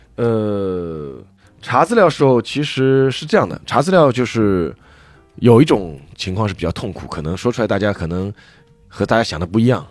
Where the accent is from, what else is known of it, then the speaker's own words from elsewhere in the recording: Shanghai, China; 我是上海人